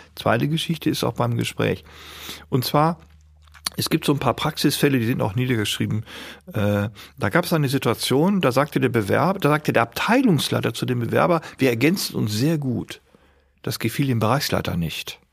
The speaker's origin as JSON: {"language": "German", "town": "Bielefeld", "region": "North Rhine-Westphalia", "country": "Germany", "tie": "born or raised there", "said": "ich bin ja in Bielefeld geboren. Die Stadt gibt's wirklich. Und ich sage immer, ich bin aus der Stadt des Puddings"}